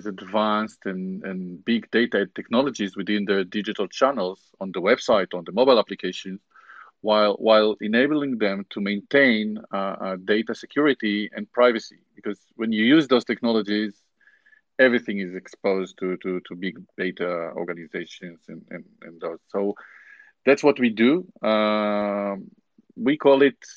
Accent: Tel Aviv, Tel Aviv District, Israel; also born or lived in Australia / Beijing, China; I'm from Tel Aviv in Israel

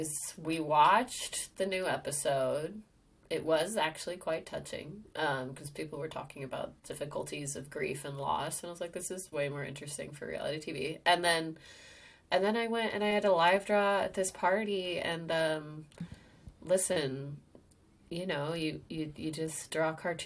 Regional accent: Sonoma, California, United States; my town, my hometown, Sonoma

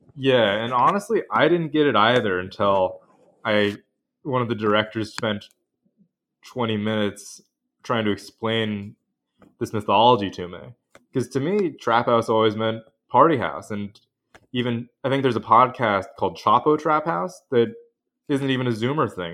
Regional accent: Pacific Northwest, United States; moved away as an adult; now in New Haven, United States; I grew up in the Northwest

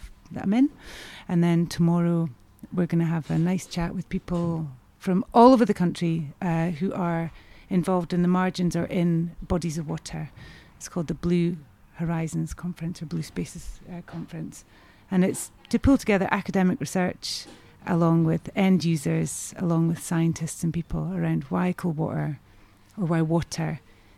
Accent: Aberdeen, Scotland, United Kingdom; moved away; also born or lived in London; growing up in Aberdeen in sort of the, you know, 70s and 80s

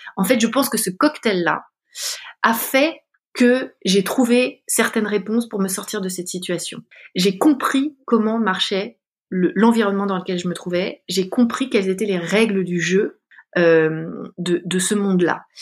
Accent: Paris, Île-de-France, France; je suis une, une, femme française d'une trentaine d'années. J'ai grandi à Paris.

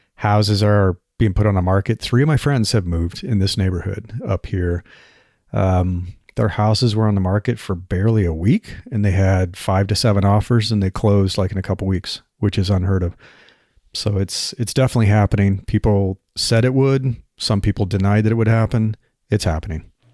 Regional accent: Nebraska, United States; moved away; I grew up in Nebraska

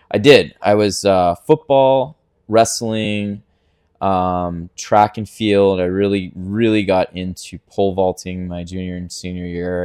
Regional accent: Ponte Vedra Beach, Florida, United States; I was born in Pontevedra, Palm Valley area. We kind of bounced around that area

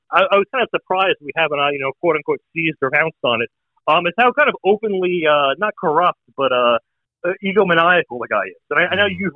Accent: New Jersey, United States; Uh, New Jersey.

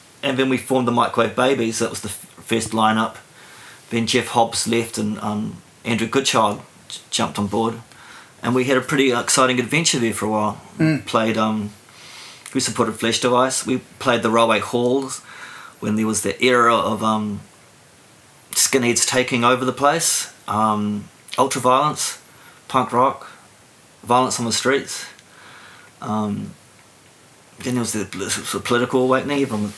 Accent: Stokes Valley, Wellington, New Zealand; also born or lived in Auckland / Gisborne / Hamilton; As a child, we moved around a lot. We lived in Gisborne, we lived in Hamilton. I was born in Auckland. We made it to the Hutt Valley in the mid-70s. My mother came from here.

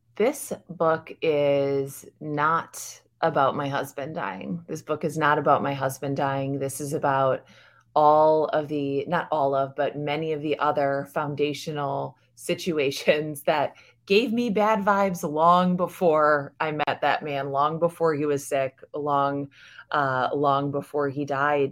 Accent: United States; I'm American. I was raised in America

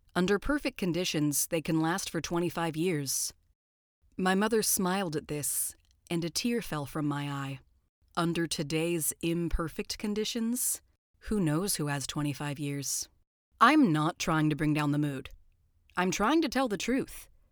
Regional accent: Southern California, United States; I'm from Southern California

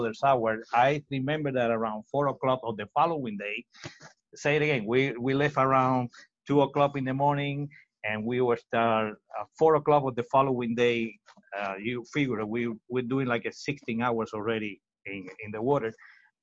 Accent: Villa Clara, Cuba; English is a second language; moved away as an adult; also born or lived in Miami, United States; now in South Florida, United States; My father take me to one river in nearby my hometown and taught me how to row

